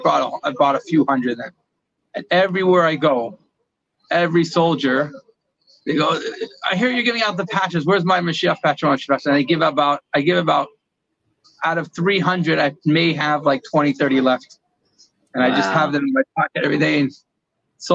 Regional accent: Morristown, New Jersey, United States; moved away as an adult; now in Israel; I was born in Morristown, New Jersey. I grew up all my childhood and yeshiva

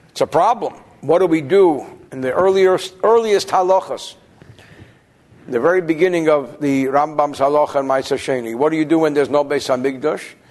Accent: New Jersey, United States; So what do I know? I'm from New Jersey.

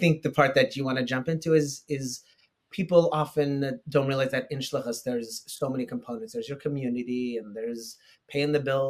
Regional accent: Long Beach, California, United States; moved away as an adult; now in Peabody, United States; I come from a background of shluchim. I grew up on shluchas in Long Beach, California, my whole life.

